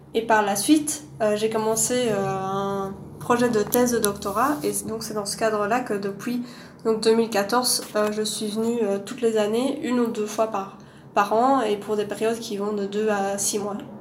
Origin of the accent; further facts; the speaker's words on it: Louvain-la-Neuve, Wallonia, Belgium; also born or lived in Lima; now in Brussels, Belgium; je viens de Belgique, de Louvain-la-Neuve plus exactement, qui est une, ville euh, un peu au sud de Bruxelles.